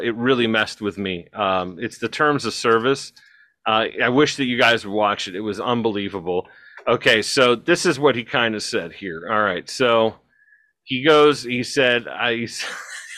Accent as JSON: {"language": "English", "region": "Northeast Ohio", "country": "United States", "said": "as an American, as a Ohio citizen of this great Northeast Ohio"}